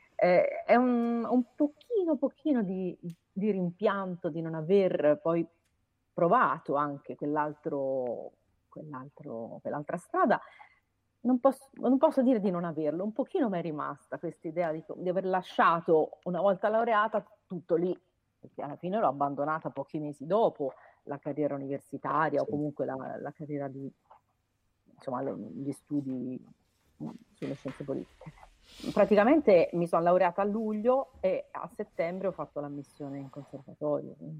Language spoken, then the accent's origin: Italian; Perugia, Umbria, Italy; moved away as an adult; also born or lived in Florence; sono nata a Perugia, ma ho studiato a Firenze all'università